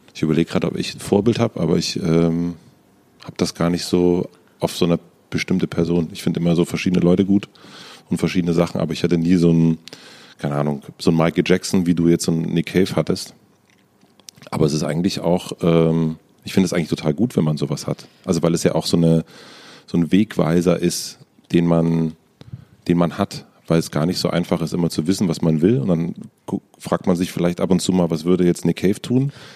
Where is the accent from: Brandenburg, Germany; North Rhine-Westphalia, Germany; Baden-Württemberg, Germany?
Brandenburg, Germany; southern; now in Berlin, Germany; Ich komme aus Brandenburg